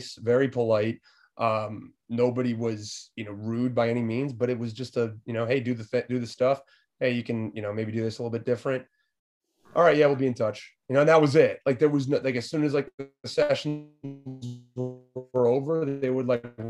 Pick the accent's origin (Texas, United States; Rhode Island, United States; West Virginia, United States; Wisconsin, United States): Rhode Island, United States; I'm from the Northeast, so I'm from Rhode Island